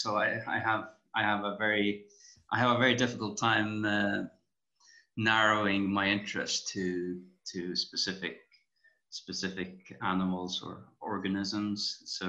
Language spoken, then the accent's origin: English; Tórshavn, Faroe Islands; moved away as an adult; also born or lived in Aberdeen, Scotland / Glasgow, Scotland; So I was born and raised in the Faroes, in the capital, Tórshavn.